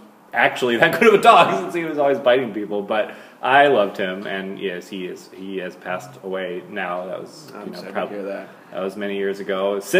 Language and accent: English; Minnesota, United States; also born or lived in Arizona / Michigan / California; Oh, well, I guess I tell people I'm from Minnesota.